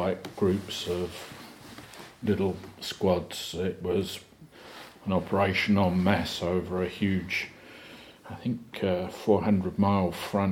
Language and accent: English; England, United Kingdom; as an Englishman